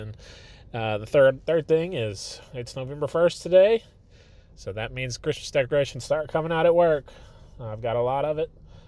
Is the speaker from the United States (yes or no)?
yes; Texas, United States; born there; now in Arkansas, United States; I grew up, or I guess I didn't grow up. I was born right outside of Dallas, and so I've got family down there